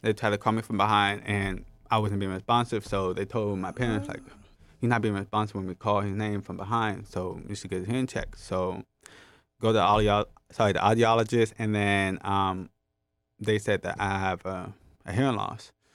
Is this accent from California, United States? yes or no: yes; Los Angeles, California, United States; born and raised in Los Angeles, California